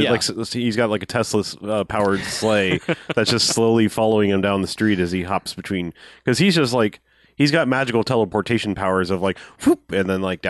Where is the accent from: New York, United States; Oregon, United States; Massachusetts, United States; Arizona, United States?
Massachusetts, United States; they're like, but we're like 1,000 miles from home because we're from Massachusetts.